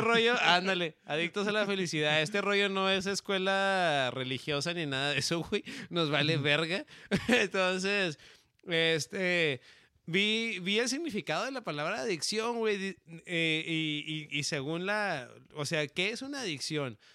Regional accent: northern Mexico, Mexico; mexicano del norte

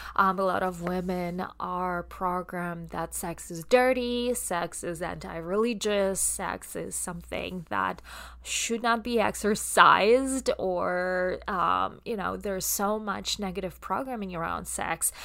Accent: Russia; accent: Russian; English is a second language; my Russian accent comes through

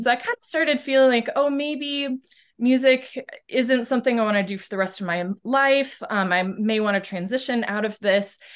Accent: Boise, Idaho, United States; I am from Boise, Idaho, um, which is in the Pacific Northwest of the United States.

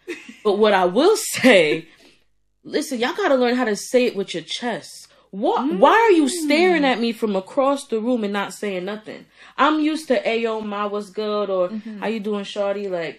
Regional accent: New York, United States; Listen, I'm from New York.

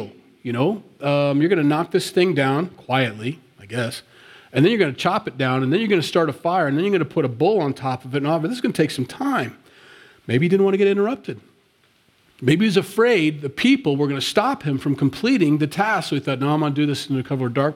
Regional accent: Sioux City, Iowa, United States; moved away; I grew up in Sioux City, Iowa. That's where I'm from

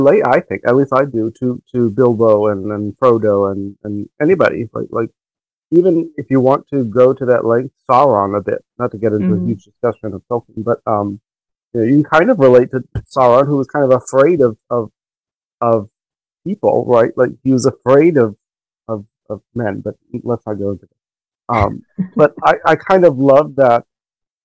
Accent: Miami, Florida, United States; I grew up in Miami

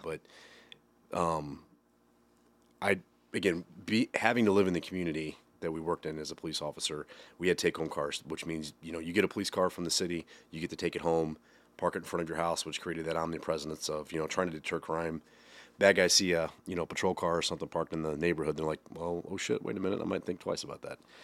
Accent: Waterloo, Illinois, United States; also born or lived in Columbia, Illinois; I grew up kind of in the Monroe County area, started in Waterloo, and then from there we bounced to Columbia, moved there in eighth, my eighth grade year, went to high school there

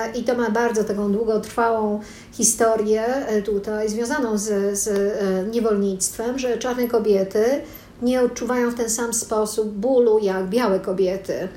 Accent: Poland; urodziłam się w Polsce

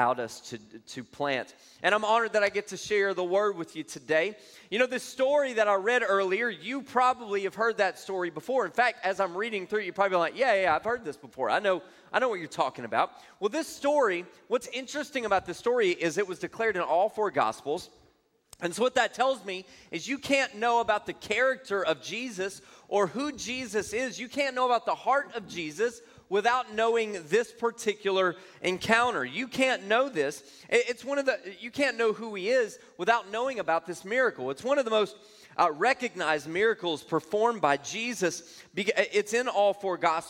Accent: Louisiana, United States; now in Texas, United States; I'm originally from Louisiana. I got to Texas just as quickly as I could.

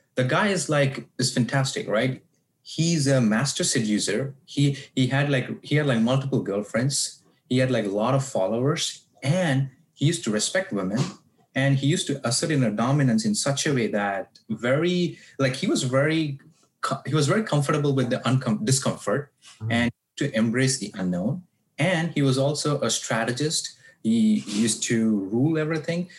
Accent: South India, India; now in United States; I grew up in South India from very conservative background

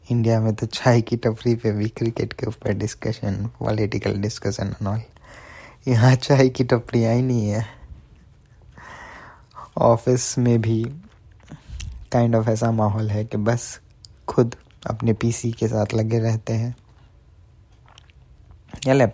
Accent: Bharuch, Gujarat, India; सो मैं गुजरात से बिलोंग करता हूँ स्पेसिफिकली भरूच से बहुत छोटा सा टाउन है

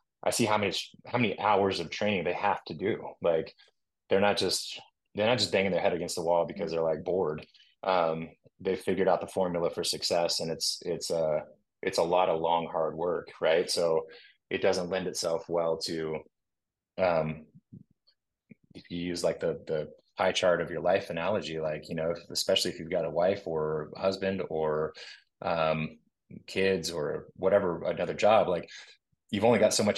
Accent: Austin, Texas, United States; also born or lived in California; now in Cookeville, United States; I'm from Austin, Texas

